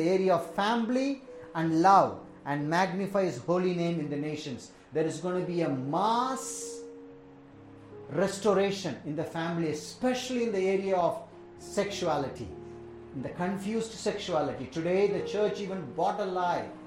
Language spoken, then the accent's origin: English; India; also born or lived in Tamil Nadu; I am an Indian